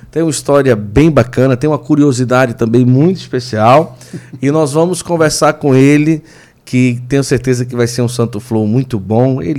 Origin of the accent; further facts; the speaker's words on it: São Paulo, Brazil; Então, eu sou do interior de São Paulo.